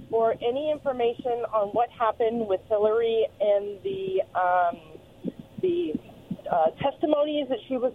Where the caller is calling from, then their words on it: Pasco, Washington, United States; from Pasco.